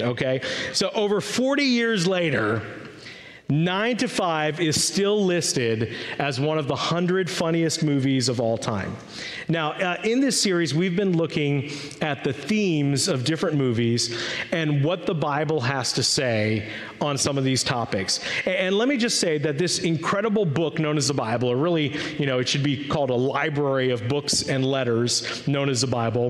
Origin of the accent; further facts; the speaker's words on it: Maryland, United States; also born or lived in Washington, D.C.; I was born in Washington, D.C., grew up in Maryland